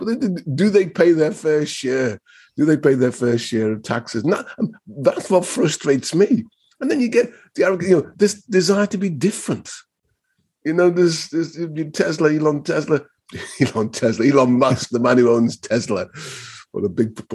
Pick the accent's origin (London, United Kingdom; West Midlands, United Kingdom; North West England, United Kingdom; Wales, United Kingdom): North West England, United Kingdom; Liverpool; You know, I'm a Scouser.